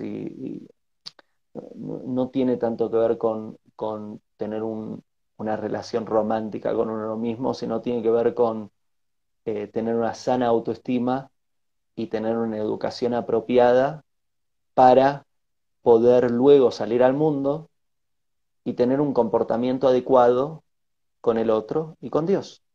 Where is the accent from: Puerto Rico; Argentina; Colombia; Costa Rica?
Argentina; Bariloche, Río Negro; moved away as an adult; also born or lived in Buenos Aires / Uruguay / United States / Asia; soy de nacionalidad argentina, me crié en Bariloche, en la Patagonia Argentina